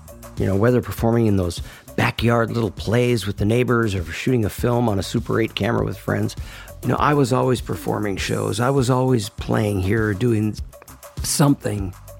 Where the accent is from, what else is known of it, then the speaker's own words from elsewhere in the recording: Minneapolis, Minnesota, United States; moved away as an adult; now in Los Angeles, United States; I'm 71 years old. I'm from Minneapolis, Minnesota, and I recently moved out here to Los Angeles, California.